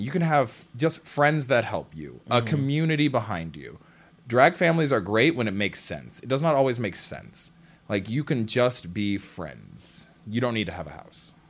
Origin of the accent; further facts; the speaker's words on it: Seattle, Washington, United States; I am from Seattle